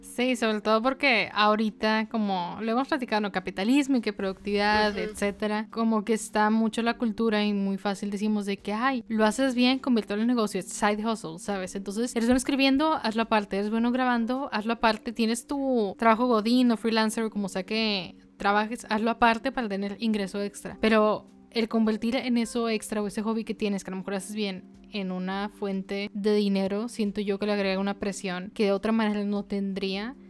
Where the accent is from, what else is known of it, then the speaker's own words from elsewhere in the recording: Monterrey, Nuevo León, Mexico; de donde yo soy, no muy orgullosa Monterrey en estos momentos, pero en Monterrey, le digo, la vida es muy rápida